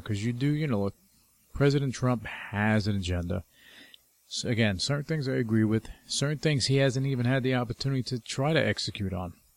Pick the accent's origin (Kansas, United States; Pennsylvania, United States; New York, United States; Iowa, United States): New York, United States; I'm from New York